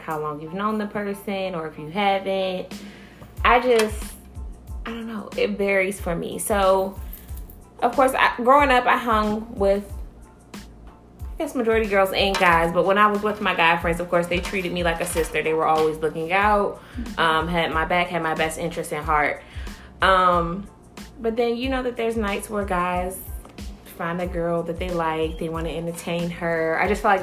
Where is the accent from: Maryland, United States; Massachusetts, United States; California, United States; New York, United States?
Maryland, United States; Columbia; also born or lived in Silver Spring, Maryland; I was born in Silver Spring, Maryland, and raised in Columbia, Maryland